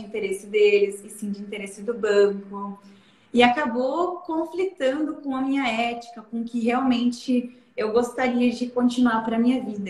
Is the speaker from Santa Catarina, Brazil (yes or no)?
yes; Aurora, Santa Catarina, Brazil; eu nasci em Aurora, moro até hoje lá, é, e fui agricultora até os 16 anos de idade